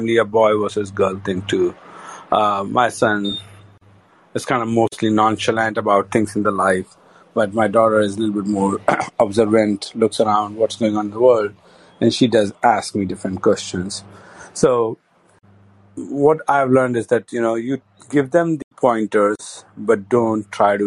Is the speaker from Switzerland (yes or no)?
no; India; moved away as an adult; being an Indian